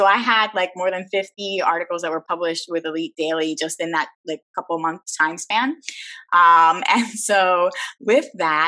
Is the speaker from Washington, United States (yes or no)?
no; Philadelphia, Pennsylvania, United States; first language Spanish; moved away as an adult; also born or lived in Miami / Baltimore / South Florida / upstate New York; now in Puerto Rico; So I was born here, which technically makes Spanish my first language, but I think in English. I do everything in English. And so I grew up in Philadelphia.